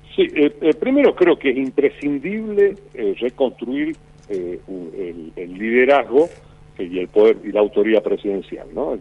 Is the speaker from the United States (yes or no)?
no; Argentina; somos un país de caudillos